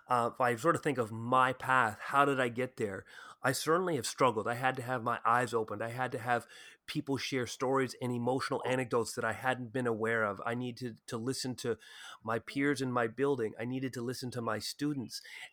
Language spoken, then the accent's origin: English; Ottawa, Ontario, Canada; I came from Ottawa, which is a particularly white community, white town in Canada.